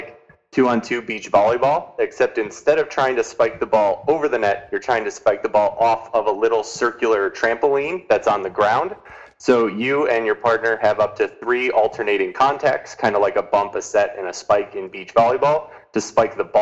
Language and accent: English; Naperville, Illinois, United States; I grew up in a suburb of Chicago called Naperville